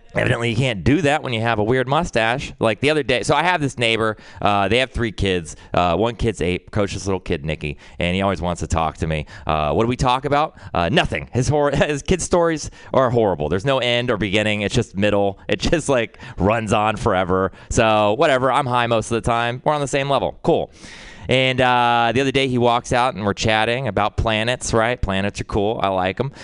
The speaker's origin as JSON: {"language": "English", "region": "Texas", "country": "United States", "tie": "born or raised there", "said": "growing up in Texas"}